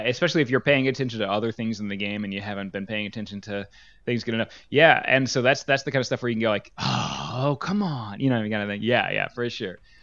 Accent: New Jersey, United States; we come from New Jersey

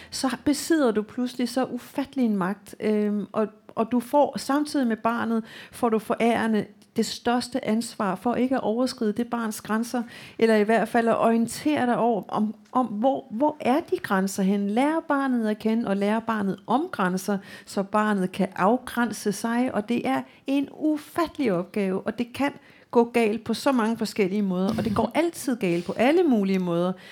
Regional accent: Qeqertarsuaq, Greenland; moved away; also born or lived in Denmark; Jeg er vokset op i Nordgrønland i øh, en lille by, mm. som hedder Gratsuak, eller dengang hed den Godhavn.

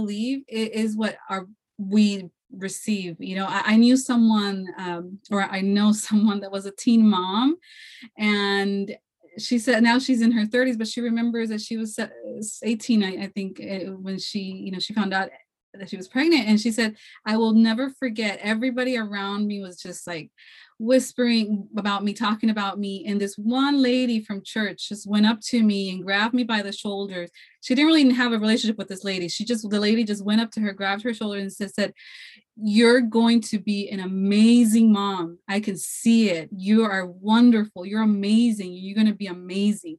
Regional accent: California, United States; I was born here in California, but, you know, my heritage is from Mexico

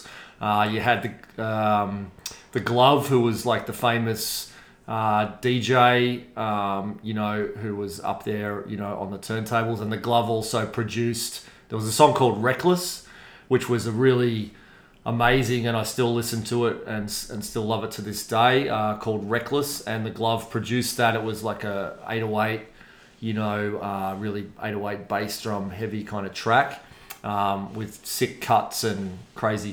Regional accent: Melbourne, Victoria, Australia; I grew up out on the Hurstbridge, the famous, now famous, Hurstbridge line, I guess. Out in a place called Montmorency

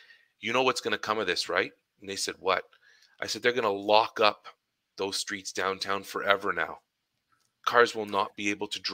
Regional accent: Ottawa, Ontario, Canada; my downtown Ottawa experience, my hometown

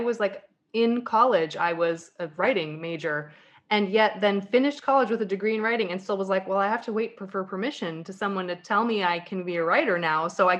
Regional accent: Colorado, United States; You know, when I came from Colorado, when I moved out here, leaving my snow tires behind was like the happiest moment.

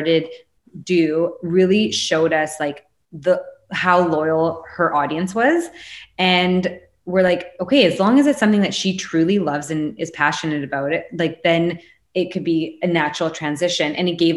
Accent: Canada; being a Canadian.

